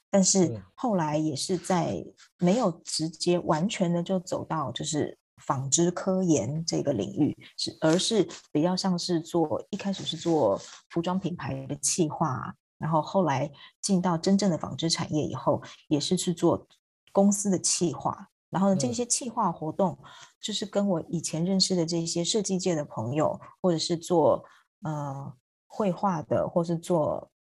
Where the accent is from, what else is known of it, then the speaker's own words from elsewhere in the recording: Taiwan; moved away as an adult; also born or lived in Hong Kong; now in Beijing, China; 我是台湾人